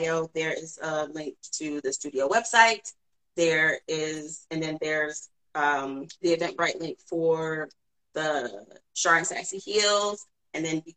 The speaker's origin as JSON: {"language": "English", "town": "Cleveland", "region": "Ohio", "country": "United States", "said": "I'm from Cleveland."}